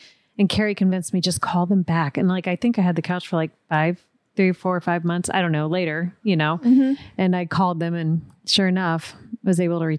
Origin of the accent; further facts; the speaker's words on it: Florida, United States; now in Los Angeles, United States; I grew up in Florida and we didn't have mountains or anything there.